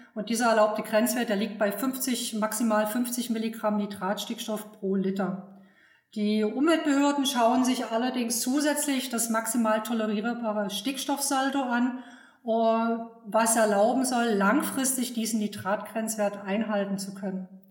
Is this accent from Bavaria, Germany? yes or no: no; Saxony, Germany; moved away as an adult; also born or lived in Berlin / Brandenburg; bin aufgewachsen in Sachsen